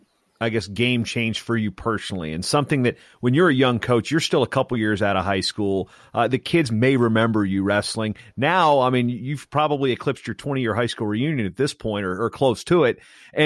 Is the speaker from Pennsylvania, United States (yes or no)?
no; California, United States; outside of my home state of California